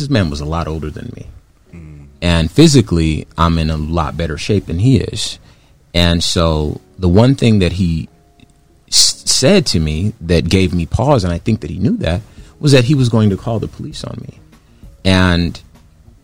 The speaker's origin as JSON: {"language": "English", "town": "Compton", "region": "California", "country": "United States", "tie": "born or raised there", "said": "I was born in Compton. When I was born, it was the 80s. So I grew up in Compton, 80s Compton"}